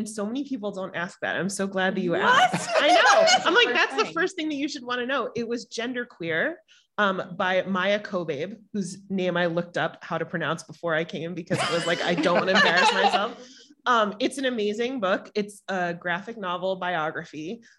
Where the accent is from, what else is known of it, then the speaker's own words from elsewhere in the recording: New York, United States; I mean, I'm a Jew from New York, Todd.